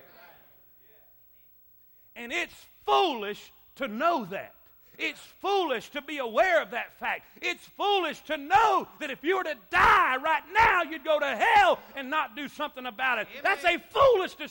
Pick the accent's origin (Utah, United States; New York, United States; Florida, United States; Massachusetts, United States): Florida, United States; moved away; I'm from Florida